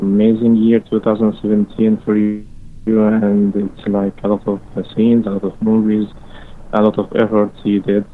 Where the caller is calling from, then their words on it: Dubai, United Arab Emirates; I'm calling you from Dubai